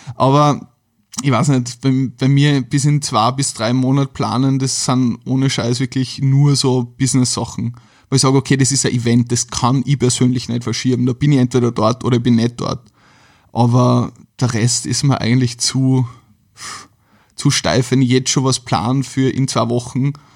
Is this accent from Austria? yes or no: yes; Carinthia, Austria; now in Vienna, Austria; ich komme ja eigentlich ursprünglich aus Kärnten